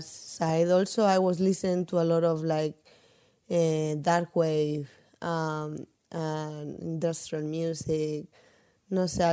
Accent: Murcia, Region of Murcia, Spain; moved away as an adult; also born or lived in Milan; that's where I'm from.

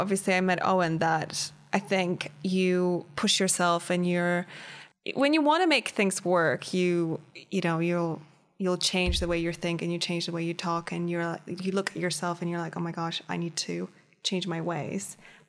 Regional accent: China; I dated in mostly in English because I grew up in China, but I went to American school.

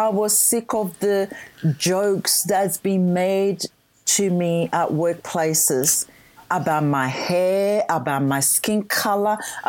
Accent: Ghana; English is a second language; moved away as an adult; now in Australia; Yeah, so I was born in Ghana, West Africa.

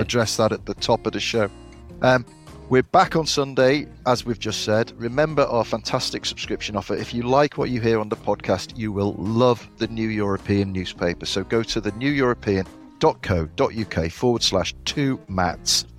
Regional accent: Liverpool, North West England, United Kingdom; when I was growing up in Liverpool

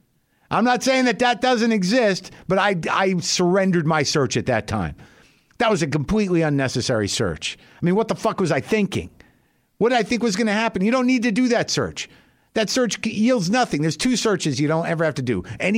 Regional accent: New Mexico, United States; I grew up in New Mexico. I live here now.

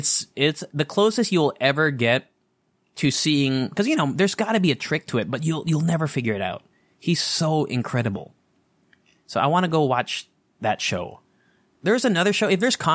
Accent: Anchorage, Alaska, United States; born there; But I'm an Eskimo baby. I was born in Anchorage, Alaska.

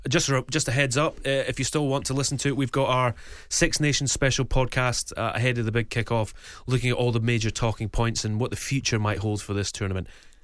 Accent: Scotland, United Kingdom; As a Scottish person, that makes me dead uneasy.

